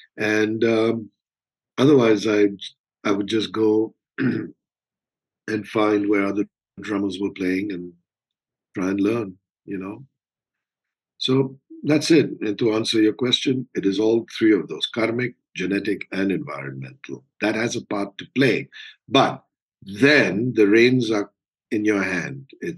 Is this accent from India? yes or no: yes; India; So growing up in India is, I would imagine, very different from growing up anywhere else.